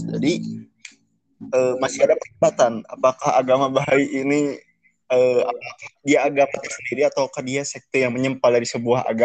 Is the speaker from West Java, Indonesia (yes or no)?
yes; West Java, Indonesia; nggak lepas dari bahasa Sunda karena kita orang Sunda.